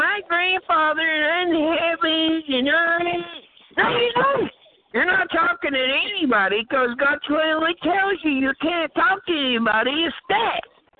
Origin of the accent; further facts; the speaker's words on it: United States; I'm from the United States. I'm a white person. I was born here. My ancestors were born here.